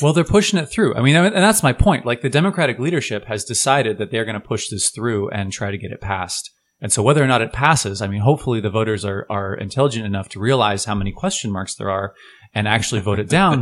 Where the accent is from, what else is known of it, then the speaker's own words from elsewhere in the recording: Portland, Oregon, United States; we're from Portland